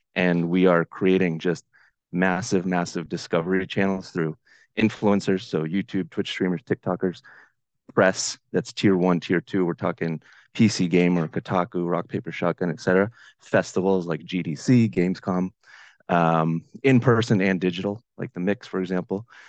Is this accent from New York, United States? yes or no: no; Boston, Massachusetts, United States; also born or lived in Ukraine; in the Boston area, uh, which is where I'm from